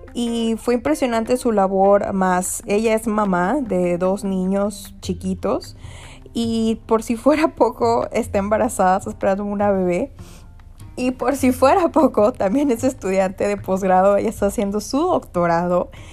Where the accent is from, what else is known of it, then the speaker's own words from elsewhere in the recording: Mexico; moved away as an adult; now in United States; soy mexicana